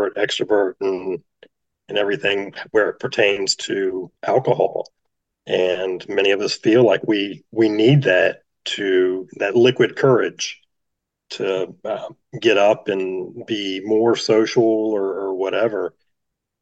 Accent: Virginia Beach, Virginia, United States; I was born and raised right here in the Virginia Beach area

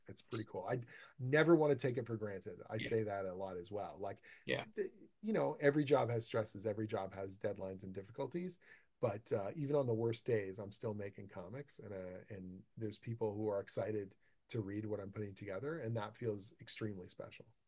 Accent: Canada; I'm Canadian

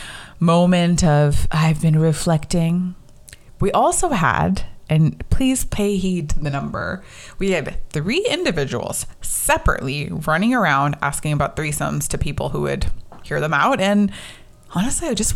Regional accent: United States; growing up in America, being South Asian

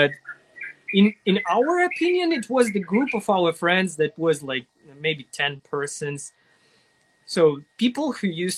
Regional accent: Russia; English is a second language; also born or lived in Ukraine; in my hometown, I had no internet

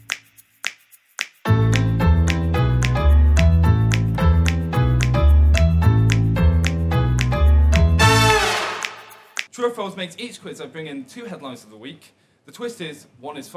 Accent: Winchester, South East England, United Kingdom; also born or lived in Isle of Wight; I'm from Winchester

